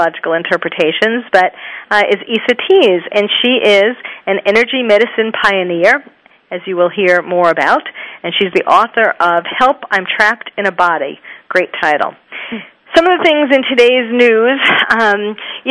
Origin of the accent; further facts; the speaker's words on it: New York City, New York, United States; I was born and raised in New York City and trained at Bellevue, so I had a Manhattan office